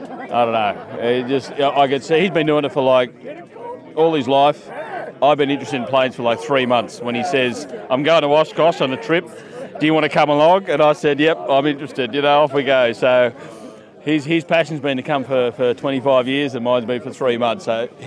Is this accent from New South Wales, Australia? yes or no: yes; Port Macquarie, New South Wales, Australia; Same place, Port Macquarie.